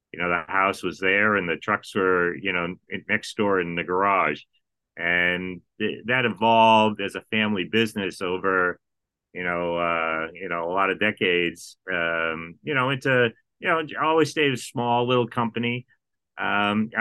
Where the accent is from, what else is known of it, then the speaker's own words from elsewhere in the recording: Massachusetts, United States; moved away; I'm born and raised in Massachusetts